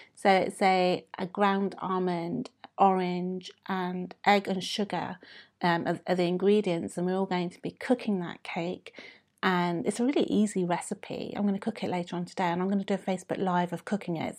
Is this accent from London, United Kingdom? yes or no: yes; London, United Kingdom; I was born and brought up in the U K